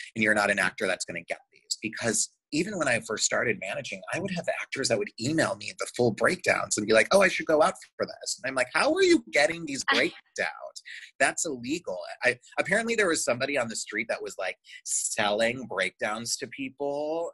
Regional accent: Chicago, Illinois, United States; moved away as an adult; also born or lived in Michigan; now in Los Angeles, United States; I'm from Chicago

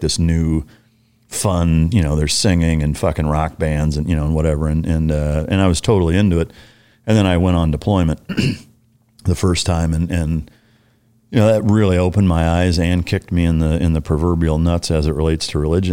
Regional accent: Iowa, United States; moved away; I grew up Lutheran in Iowa

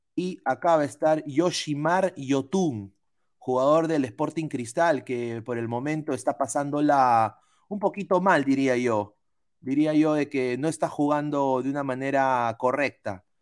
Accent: Peru; now in United States; soy periodista peruano aquí en los Estados Unidos

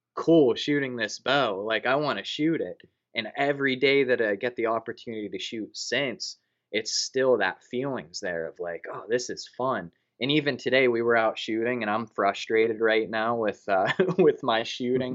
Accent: Punxsutawney, Pennsylvania, United States; born and raised in Punxsutawney, Pennsylvania

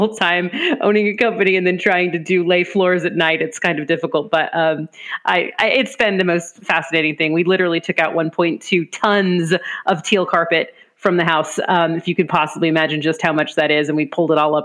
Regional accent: Orange County, California, United States; moved away as an adult; also born or lived in London; now in Los Angeles, United States; I grew up in Orange County.

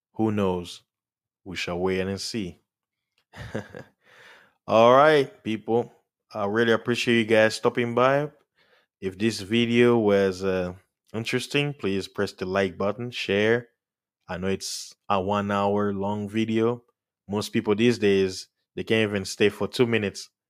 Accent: United States; as an American

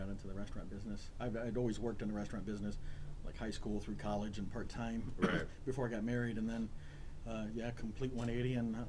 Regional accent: United States; moved away as an adult; now in Aurora, United States; Originally from the Quad Cities

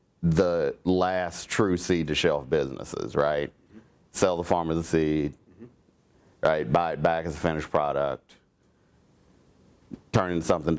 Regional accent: Oklahoma, United States; I was born small town in Oklahoma. So small, there wasn't even a Walmart there when I grew up, or a stoplight.

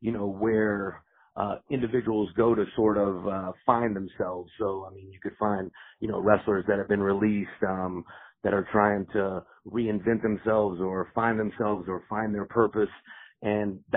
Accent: Fayetteville, North Carolina, United States; I come from North Carolina, the Fayetteville area

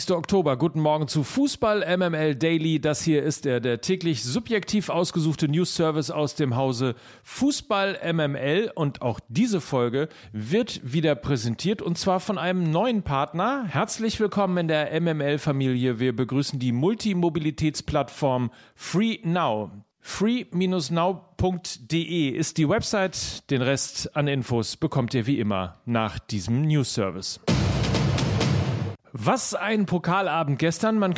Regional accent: Essen, North Rhine-Westphalia, Germany; ich bin ein Essener Junge und dann tue ich mir schwer damit, wenn Schalke 04 auf mein Trikot steht

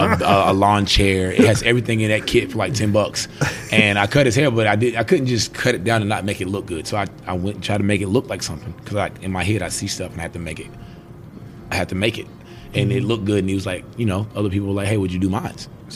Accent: Greenville, South Carolina, United States; also born or lived in Nassawadox, Virginia; But I was born in Nassau, Virginia. And I mean, it was my roots here. And I moved to South Carolina in 1995. Okay. And I was 8 years old, I want to say.

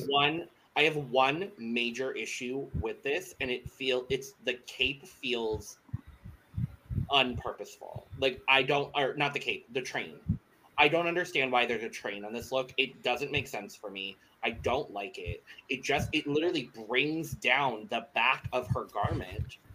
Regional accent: Arizona, United States; I'm born and raised in Arizona

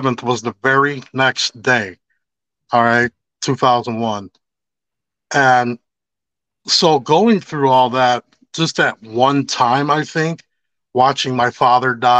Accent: Chicago, Illinois, United States; I grew up on Cicero and Armitage, but I gangbanged all the way over, like, deep into Humble Park

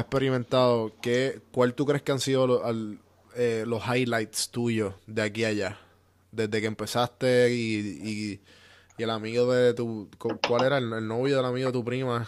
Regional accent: Puerto Rico; moved away as an adult; also born or lived in Atlanta; mi, de mi tierra, de mis amistades

